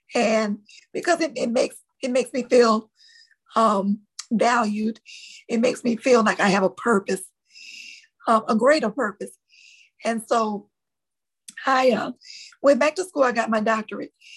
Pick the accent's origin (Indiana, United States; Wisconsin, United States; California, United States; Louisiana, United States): Louisiana, United States; New Orleans; accent: Louisiana; I'm born and raised in New Orleans, Louisiana